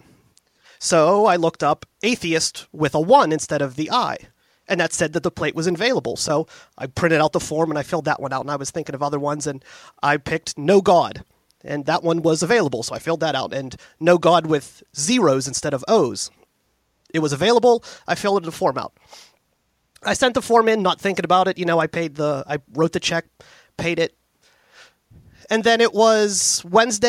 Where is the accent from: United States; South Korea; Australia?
United States; Pittsburgh, Pennsylvania; I am born and raised in the Pittsburgh area. I live in the city proper right now.